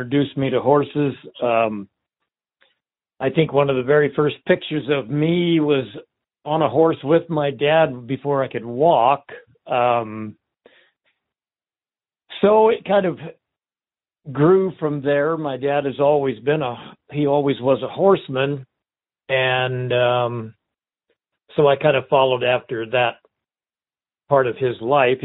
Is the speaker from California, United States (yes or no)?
yes; Southern California, United States; I was born and raised in Southern California for quite a few years